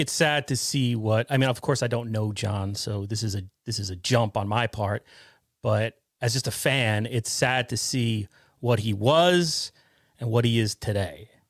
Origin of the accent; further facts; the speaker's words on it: Westchester County, New York, United States; I'm from New York, right? I'm from Westchester County originally